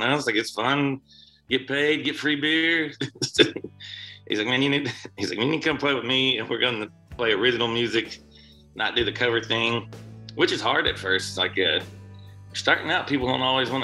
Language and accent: English; Sequoyah County, Oklahoma, United States; also born or lived in Tahlequah, Oklahoma; I was born in Tahlequah. I grew up in Sequoia County, which is just a couple counties down, like not far from here, and it's in the Cherokee Nation too.